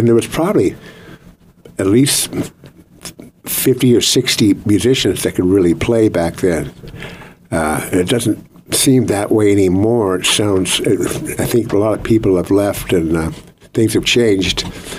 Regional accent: Los Angeles, California, United States; also born or lived in Santa Barbara; And I grew up in Los Angeles as in my early years. And then when I was 12 and 65, we moved to Santa Barbara

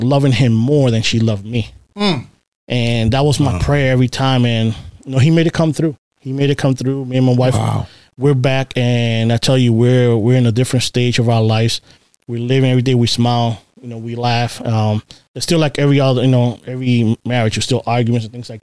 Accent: Boston, Massachusetts, United States; also born or lived in Puerto Rico / Baltimore, Maryland; now in Maryland, United States; Growing up in Boston

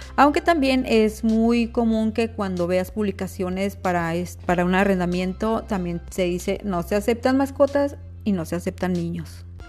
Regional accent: Mexico; Somos mexicanos, y como mexicanos tenemos rasgos y características mestizas

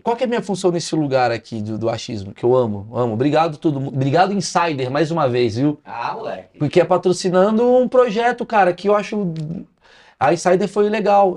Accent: Brazil

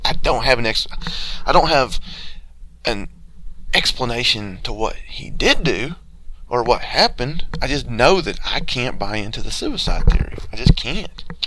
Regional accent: Georgia, United States; growing up in the South in Georgia, especially where I'm from originally, you experience a lot of chicken houses

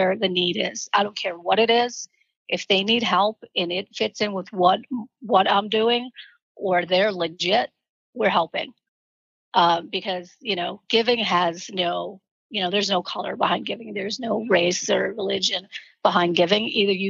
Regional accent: Boston, Massachusetts, United States; moved away; also born or lived in Columbia Point, Boston; We were raised in the projects in Boston

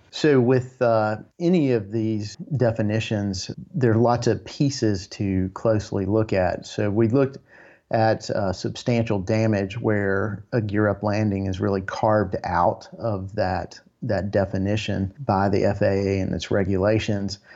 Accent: Tennessee, United States; I've born and raised in Tennessee

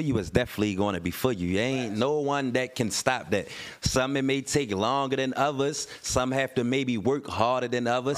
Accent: Baltimore, Maryland, United States; I'm from West Baltimore

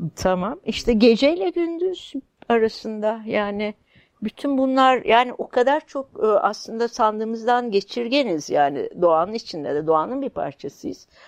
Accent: Kayseri Province, Turkey; born or raised there; moved away; also born or lived in Istanbul

